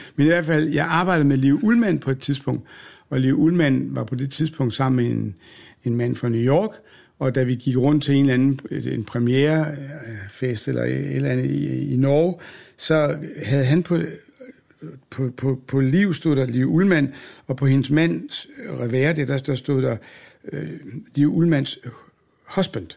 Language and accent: Danish; Odense, Southern Denmark, Denmark; moved away; also born or lived in Aalborg; da jeg var ung og boede i Odense